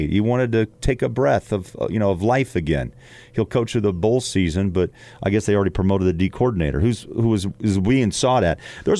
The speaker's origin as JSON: {"language": "English", "region": "Midwest", "country": "United States", "also_born_or_lived": "New York", "moved": "yes", "said": "I'm from the Midwest, but I've worked in the West for most of my career."}